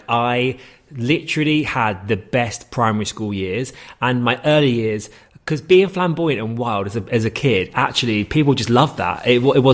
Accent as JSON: {"language": "English", "town": "Hayes", "region": "London", "country": "United Kingdom", "said": "I'm from Hayes and Harlington"}